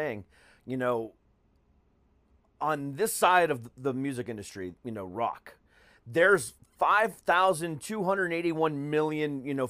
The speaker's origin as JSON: {"language": "English", "town": "Orlando", "region": "Florida", "country": "United States", "tie": "born or raised there", "also_born_or_lived": "Ohio", "said": "I'm actually from the Orlando area originally. Well, I'm from Ohio, but I moved to Orlando when I was 7. So technically Florida's home."}